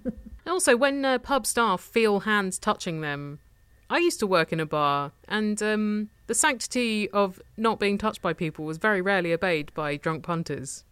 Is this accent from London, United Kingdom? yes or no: no; Tunbridge Wells, South East England, United Kingdom; my hometown of Tunbridge Wells